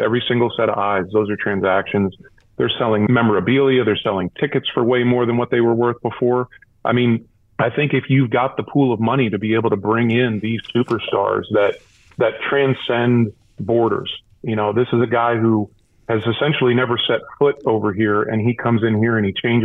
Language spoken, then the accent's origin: English; Eastern Pennsylvania, United States; moved away as an adult; also born or lived in Cleveland; I grew up in Eastern Pennsylvania, which is very much football country